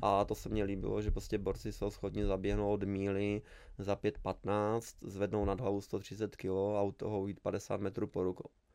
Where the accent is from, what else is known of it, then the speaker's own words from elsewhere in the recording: Lazy pod Makytou, Trenčín Region, Slovakia; Czech is a second language; moved away as an adult; now in Czech Republic; já jsem z malé vesnice, úplně z pohraničí, Lázy pod Makitou se to jmenuje